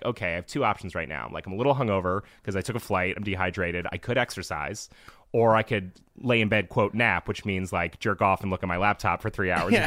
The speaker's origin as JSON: {"language": "English", "region": "New England", "country": "United States", "tie": "born or raised there", "said": "I grew up like with a lot of in New England pizza places"}